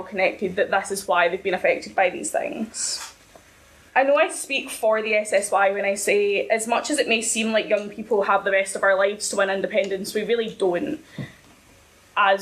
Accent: Ayrshire, Scotland, United Kingdom; I'm initially from Ayrshire

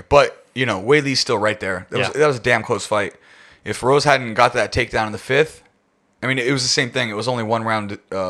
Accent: United Kingdom; Like, as a Brit, I'm just, you know what I mean?

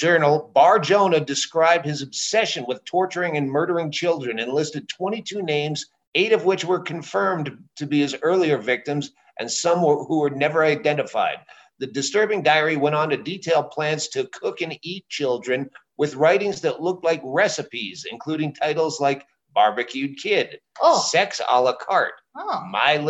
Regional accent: Worcester, Massachusetts, United States; That's my hometown.

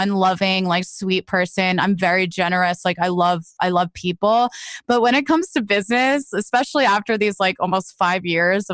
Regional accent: New Jersey, United States; also born or lived in Nashville; now in Los Angeles, United States; I grew up in New Jersey

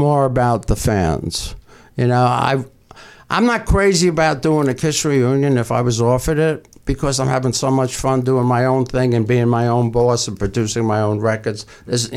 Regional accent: New York, United States; at Madison Square Garden in my hometown

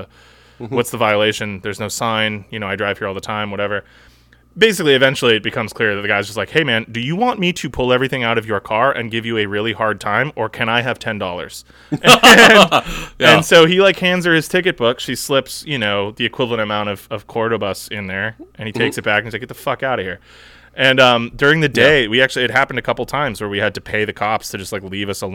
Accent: United States

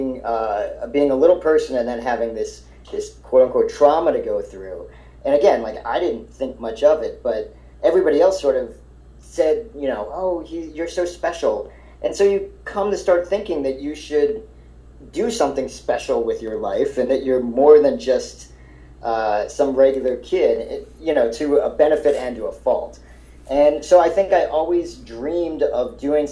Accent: Silver Spring, Maryland, United States; also born or lived in Ohio; I was born in Ohio, and I only lived there for like a year and a half, but I grew up in outside of D.C. in Silver Spring, Maryland

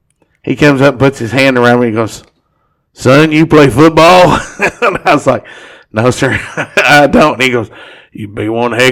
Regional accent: Grayson County, Kentucky, United States; also born or lived in Anderson County, Kentucky; I remember I transferred to Anderson County my freshman year. I was born and raised in Grayson County.

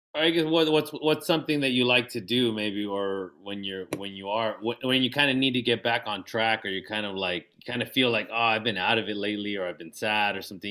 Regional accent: National City, California, United States; since we grew up in we grew up in National City

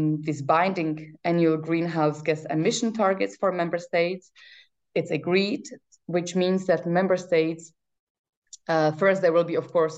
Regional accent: Czechia; now in Brussels, Belgium; I come from Czech Republic

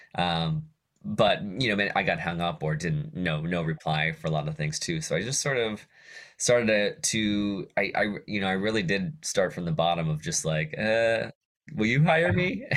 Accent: Johnstown, Pennsylvania, United States; I grew up in Johnstown, Pennsylvania, li-, little town, uh, in western Pennsylvania

